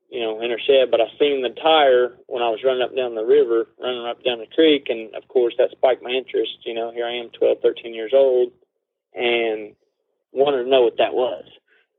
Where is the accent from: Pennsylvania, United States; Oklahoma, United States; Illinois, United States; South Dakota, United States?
Oklahoma, United States; Claremore; also born or lived in Bartlesville, Oklahoma / Dewey, Oklahoma / Sperry, Oklahoma; I was born in Claremore, Oklahoma.